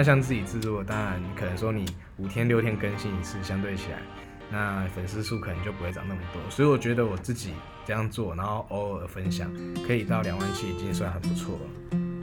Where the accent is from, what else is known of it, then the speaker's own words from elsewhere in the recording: Pingtung County, Taiwan; moved away as an adult; now in Taoyuan, Taiwan; 我的家乡在屏东